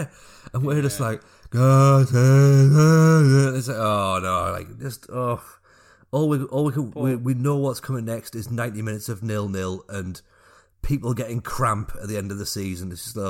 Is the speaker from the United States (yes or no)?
no; the north of England, United Kingdom; I'm from the north of England and I support Scotland.